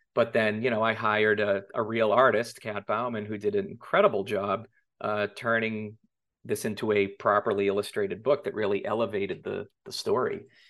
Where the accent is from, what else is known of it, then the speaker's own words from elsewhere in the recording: Boston, Massachusetts, United States; moved away as an adult; also born or lived in New York City; now in Los Angeles, United States; I grew up in Massachusetts